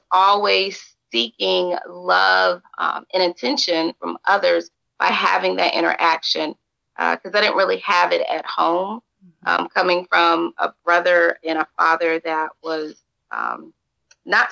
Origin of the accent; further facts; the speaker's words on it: Atlanta, Georgia, United States; also born or lived in Albany, Georgia / Savannah, Georgia; So DeKalb County truly to me is where I grew up